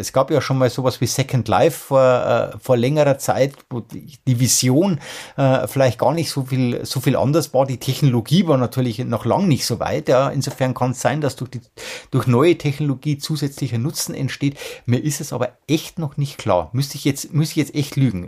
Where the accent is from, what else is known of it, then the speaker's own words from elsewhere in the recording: Germany; bei uns in Deutschland